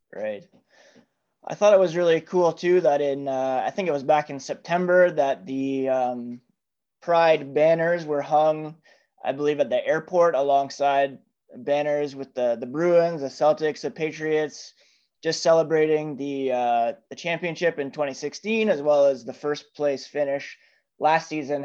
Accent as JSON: {"language": "English", "town": "Toronto", "region": "Ontario", "country": "Canada", "tie": "born or raised there", "said": "I grew up in Ontario. I was born in Toronto."}